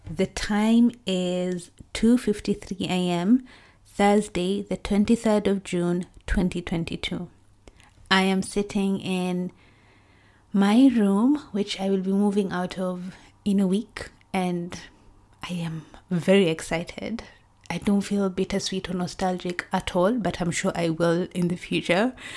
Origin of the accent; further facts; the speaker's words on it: Kericho, Kericho County, Kenya; now in United Kingdom; our hometown, well, my hometown, Kericho